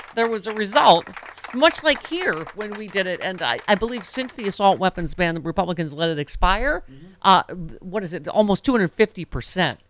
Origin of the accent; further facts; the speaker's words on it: Buffalo, New York, United States; Buffalo, my hometown